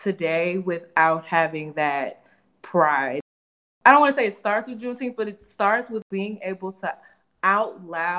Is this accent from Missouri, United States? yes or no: yes; St. Louis, Missouri, United States; I'm from St. Louis. And so we are known for being completely segregated. And I was in an area that was majority white